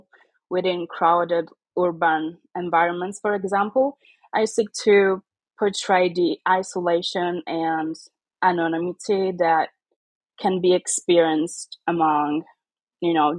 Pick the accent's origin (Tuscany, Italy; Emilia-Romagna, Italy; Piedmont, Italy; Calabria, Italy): Calabria, Italy; Catanzaro; now in Monza, Italy; I was born and raised in the south of Italy